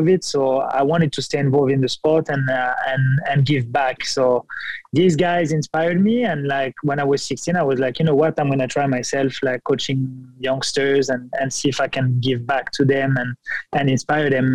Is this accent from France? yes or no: yes; France; moved away as an adult; also born or lived in Montreal, Canada; now in Cincinnati, United States; I started my journey in France, born and raised in France.